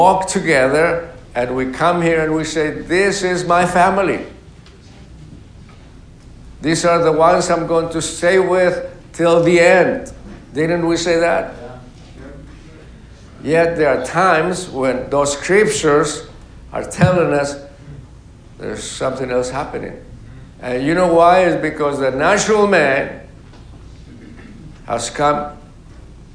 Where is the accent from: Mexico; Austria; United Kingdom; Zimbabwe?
Mexico; moved away; also born or lived in Mexico City; my hometown is 1,600 miles from Mexico City